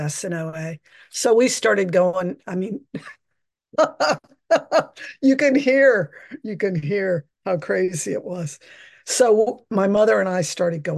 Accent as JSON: {"language": "English", "region": "Virginia", "country": "United States", "tie": "born or raised there", "moved": "as an adult", "lives_now": "San Francisco, United States", "said": "I was born and raised in Virginia"}